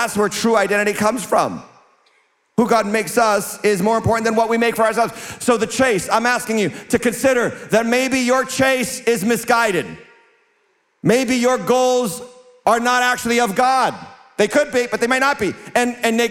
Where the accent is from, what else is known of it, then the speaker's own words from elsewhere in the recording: United States; I'm an American, born and raised.